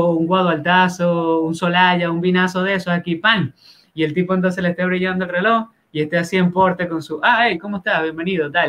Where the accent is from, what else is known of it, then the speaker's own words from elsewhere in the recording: Dominican Republic; ya cuando tú empiezas como a, como buen dominicano a hacer hacer pantalla, pues, hacer aparataje.